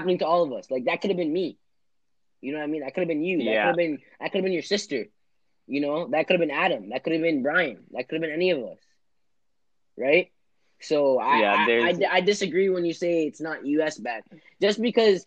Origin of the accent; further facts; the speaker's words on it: Toronto, Ontario, Canada; Toronto's a big city where we're from, and we've experienced a lot of violence living and being inhabitants of Toronto